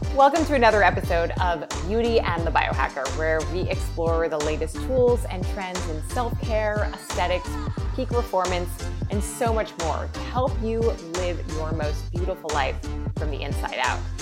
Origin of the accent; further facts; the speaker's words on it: New York, United States; I grew up in New York